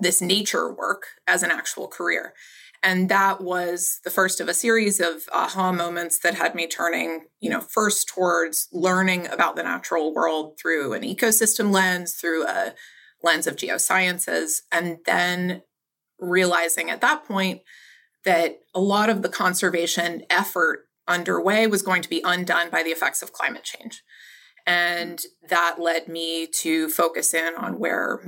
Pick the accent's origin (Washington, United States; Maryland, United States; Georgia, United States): Maryland, United States; Baltimore; I grew up in Baltimore City